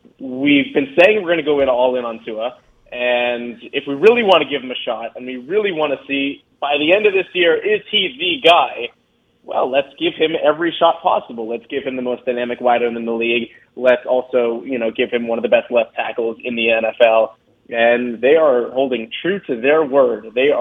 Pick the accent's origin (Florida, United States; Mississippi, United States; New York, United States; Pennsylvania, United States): Florida, United States; South; someone who's been born and raised in South Florida